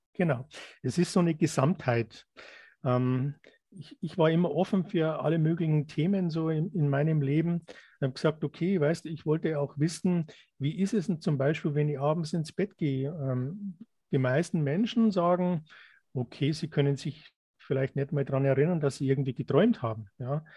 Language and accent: German; Germany; wir sind hier in Deutschland aufgewachsen